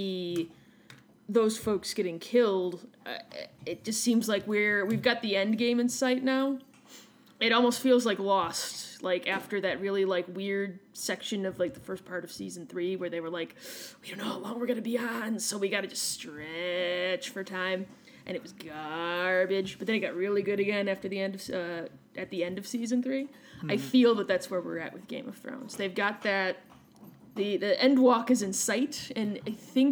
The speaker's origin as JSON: {"language": "English", "town": "Chicago", "region": "Illinois", "country": "United States", "said": "I'm an American, and I don't do soft A's. That's more because I'm a Chicagoan."}